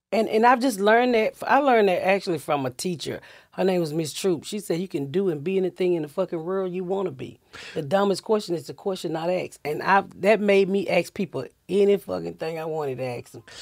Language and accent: English; Atlanta, Georgia, United States; moved away; also born or lived in Indiana; I'm from Atlanta, so my husband just retired, and I was like, "Look, I'm ready to get the fuck out of Indiana. Let's go home."